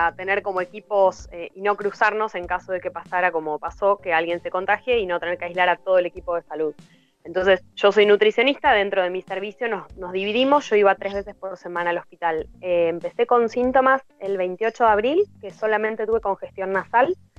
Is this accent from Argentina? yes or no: yes; Argentina; moved away as an adult; soy del interior, vivo acá hace 11 años